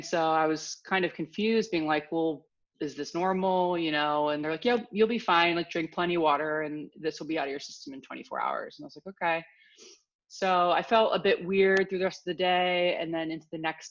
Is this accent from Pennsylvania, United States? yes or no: yes; outside Philadelphia, Pennsylvania, United States; moved away as an adult; now in Los Angeles, United States; I grew up outside Philadelphia, kind of a nice little pocket about an hour outside the city